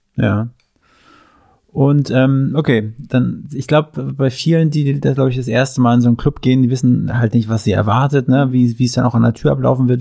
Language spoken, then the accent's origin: German; Mecklenburg-Vorpommern, Germany; moved away; Ich komme ursprünglich aus MacPom